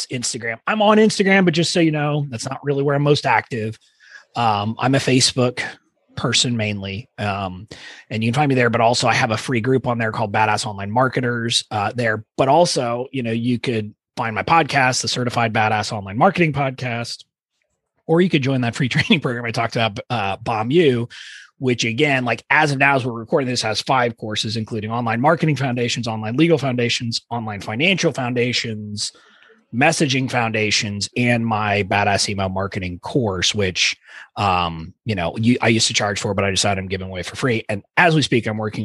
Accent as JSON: {"language": "English", "country": "United States", "tie": "born or raised there", "said": "I was born in the United States of America"}